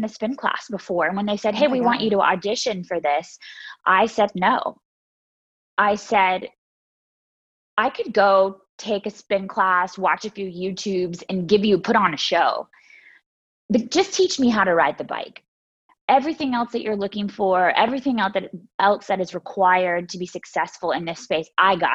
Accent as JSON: {"language": "English", "town": "Myrtle Beach", "region": "South Carolina", "country": "United States", "tie": "born or raised there", "said": "I grew up in Myrtle Beach, South Carolina"}